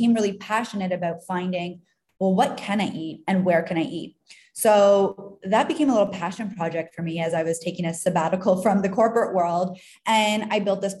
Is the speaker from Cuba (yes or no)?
no; Canada; now in Tulum, Mexico; I'm from Canada